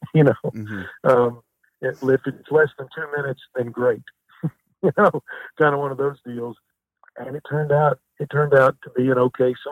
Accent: Kennett, Missouri, United States; I'm from Kennett, Missouri

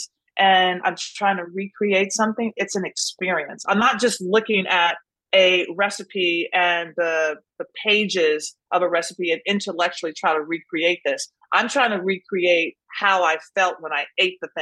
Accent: Nashville, Tennessee, United States; I grew up in Nashville

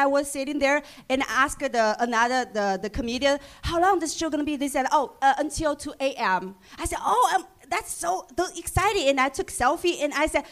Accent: China; English is a second language; moved away; I'm from China

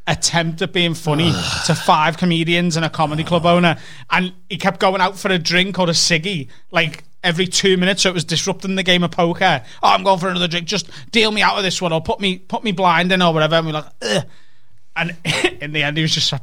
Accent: Liverpool, North West England, United Kingdom; I'm from Liverpool

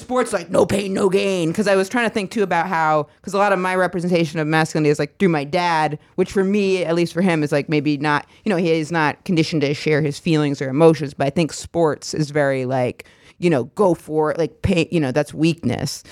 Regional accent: Maine, United States; Maine, my home state

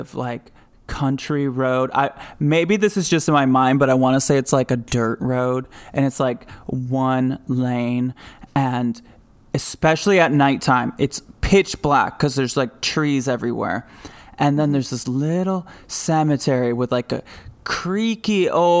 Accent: Grand Rapids, Michigan, United States; my hometown of Grand Rapids, Michigan

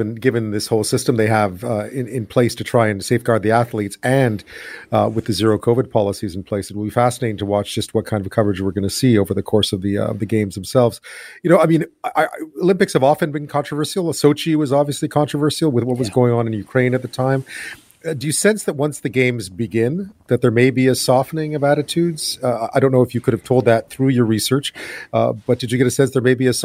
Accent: Montreal, Quebec, Canada; I'm from Montreal

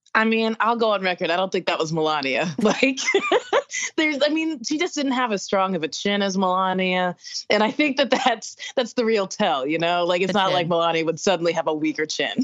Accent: the South, United States; I'm from the South

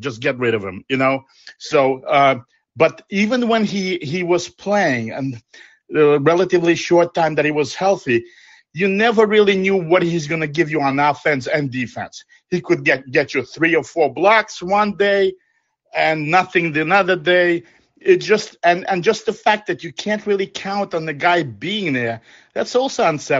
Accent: New York, United States; moved away; I was from New York

